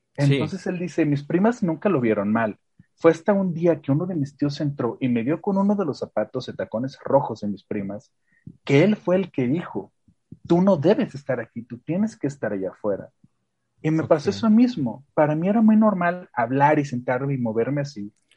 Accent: León, Guanajuato, Mexico; yo soy de León, que es como muchas personas saben, una ciudad increíblemente mocha

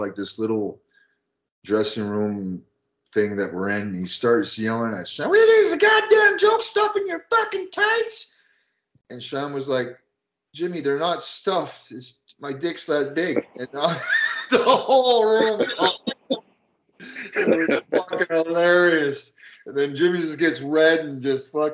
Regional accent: Canada; moved away as an adult; I came from Canada. I was 18 and I had a Canadian cell phone

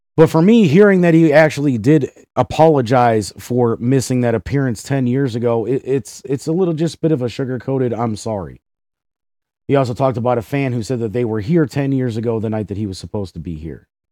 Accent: Cleveland, Ohio, United States; my hometown of Cleveland, Ohio

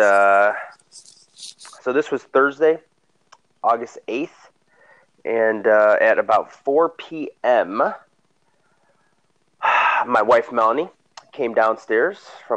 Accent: Frankfort, Illinois, United States; I grew up in south suburbs of Illinois, Frankfort to be specific

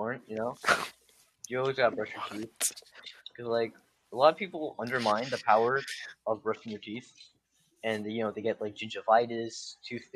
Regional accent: New York, United States; I'm a New Yorker

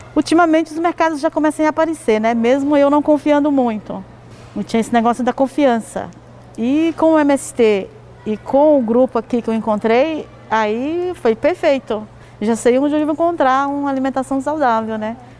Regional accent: Brazil; now in São Paulo, Brazil; nasci e cresci né, no Vale de Quixonha, em sítio

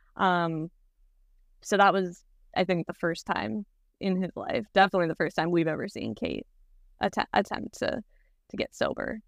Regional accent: Wisconsin, United States; now in Los Angeles, United States; We grew up together in Wisconsin and now we live together in L

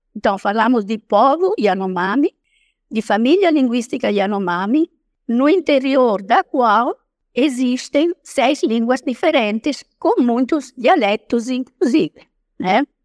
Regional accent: Italy; accent: foreign; first language Italian; Portuguese is a second language; moved away as an adult; also born or lived in Roraima, Brazil; now in Brazil

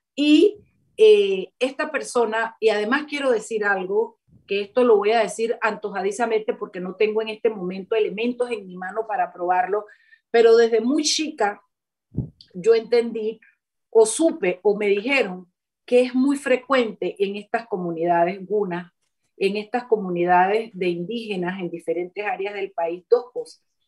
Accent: Chiriquí, Panama; moved away; una universidad en Chiriquí una de las 10 provincias allá en mi pueblo

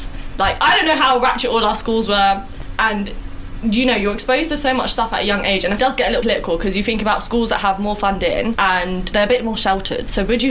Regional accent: London, United Kingdom; I'm from Northwest London, not North, not West, Northwest. And if anyone argues with me that's not in London, it is in London, it still counts. I'm in a London borough.

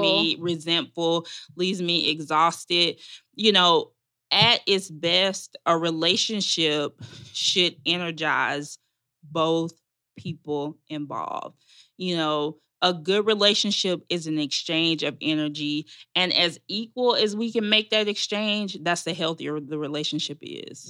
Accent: Magnolia, Arkansas, United States; moved away as an adult; now in Atlanta, United States; I'm from Arkansas. Um, my family goes back several generations in Arkansas

